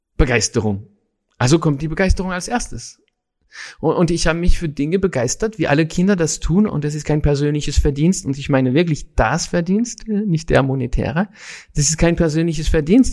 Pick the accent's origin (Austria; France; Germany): France; Paris, Île-de-France; in Paris auf jeden Fall in der Stadt, wo ich groß geworden bin